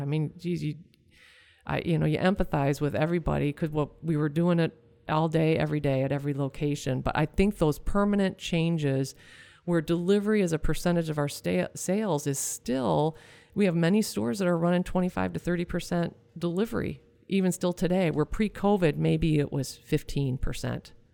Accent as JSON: {"language": "English", "region": "Michigan", "country": "United States", "said": "we're from Michigan"}